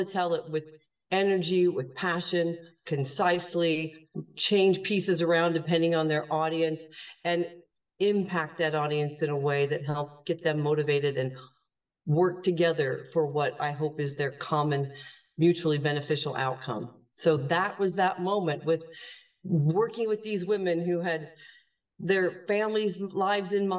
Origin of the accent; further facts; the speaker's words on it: United States; moved away as an adult; now in Ireland; I am an American. As you mentioned, we're talking from across the ocean. I live full-time in Europe, in Ireland now